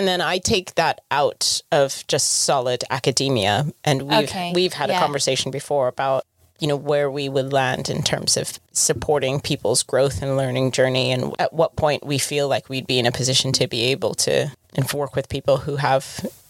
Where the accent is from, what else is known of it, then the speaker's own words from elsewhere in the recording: United Kingdom; As a British person.